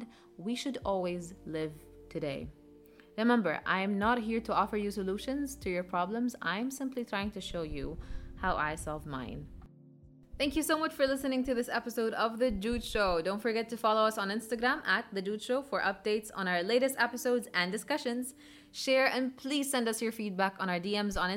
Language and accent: English; Jordan; moved away; back in my home country, Jordan